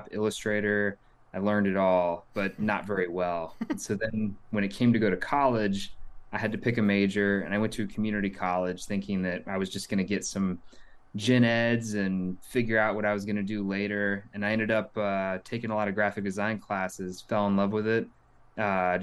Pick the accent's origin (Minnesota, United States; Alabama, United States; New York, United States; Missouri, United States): Missouri, United States; Kansas City; also born or lived in Lincoln, Nebraska; I grew up in the Kansas City area